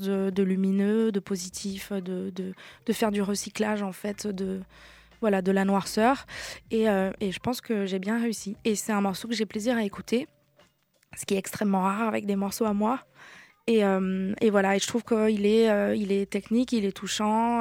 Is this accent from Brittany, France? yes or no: yes; Brest, Brittany, France; moved away; j'ai grandi euh, à Brest avec donc une maman basque espagnole, un papa niçois